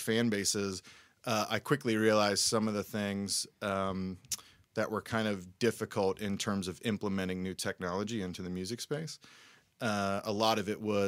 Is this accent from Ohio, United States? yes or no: yes; Cincinnati, Ohio, United States; moved away as an adult; now in Nashville, United States; I'm from Cincinnati originally